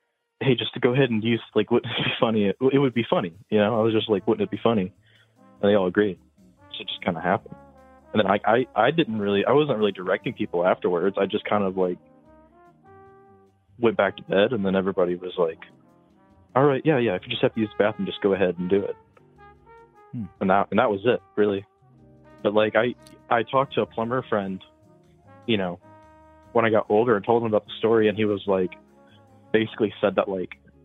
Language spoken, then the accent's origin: English; Indiana, United States; I'm from Indiana.